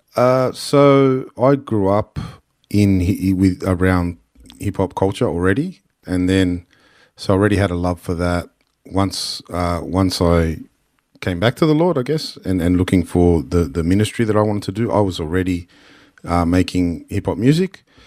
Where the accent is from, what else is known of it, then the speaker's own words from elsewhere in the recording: Sydney, New South Wales, Australia; a place where it's, it's the only home we've known, but at the same time, we weren't always accepted as Australian.